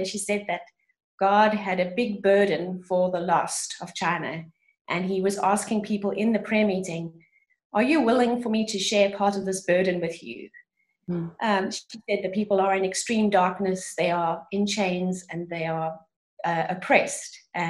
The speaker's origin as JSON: {"language": "English", "town": "East London", "region": "Eastern Cape", "country": "South Africa", "tie": "born or raised there", "said": "And then I went back to East London and started teaching music in my hometown."}